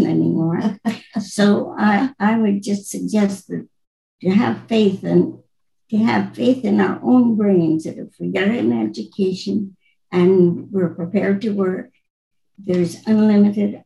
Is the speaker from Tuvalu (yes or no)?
no; Neilburg, Saskatchewan, Canada; I grew up on a farm near north of Neilburg, 5 miles.